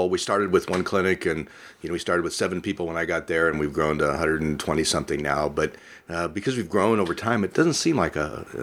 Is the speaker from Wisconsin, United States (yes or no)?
no; California, United States; moved away as an adult; also born or lived in La Mirada, California / Bakersfield, California / Fresno, California; now in Medford, United States; I was born in Southern California. Uh, where? Uh, uh, La Mirada is where I lived when I was born. Went to grade school down there. Uh, went to high school in Bakersfield. College in Fresno. I just kind of kept moving north uh, and uh, ended up here.